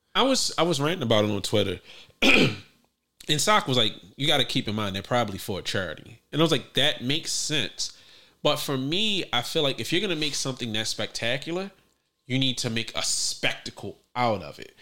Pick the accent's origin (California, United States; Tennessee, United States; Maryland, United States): Maryland, United States; Baltimore; I'm from West Baltimore